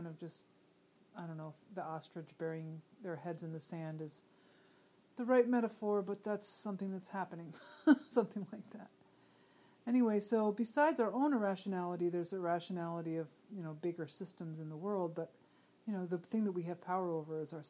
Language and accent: English; United States; as American middle-class people